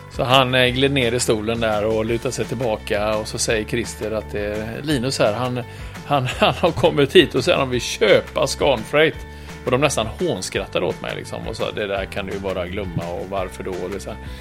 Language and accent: Swedish; Trollhättan, Västra Götaland, Sweden; moved away as an adult; also born or lived in Oslo, Norway / Gothenburg; jag kom ju från Trollhättan